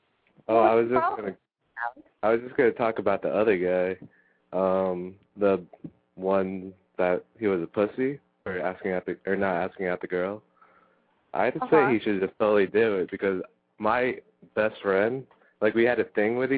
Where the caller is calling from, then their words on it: Palm Beach, Florida, United States; Dang, I called like a long time ago, but … from Palm Beach.